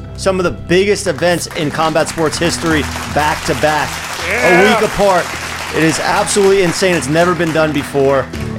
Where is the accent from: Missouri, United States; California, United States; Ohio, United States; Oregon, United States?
Ohio, United States; Ever since Jake and I were little kids growing up in Ohio together